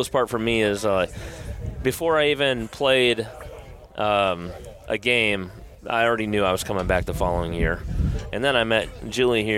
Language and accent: English; United States; moved away as an adult; also born or lived in North Dakota / Wisconsin; now in Atlanta, United States; Grew up in North Dakota and Wisconsin. Been in Atlanta